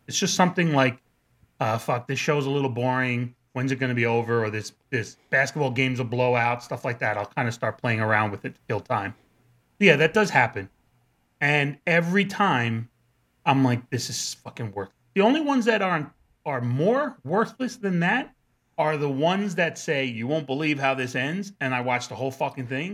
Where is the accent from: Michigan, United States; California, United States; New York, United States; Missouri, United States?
New York, United States; New Rochelle; growing up in New Rochelle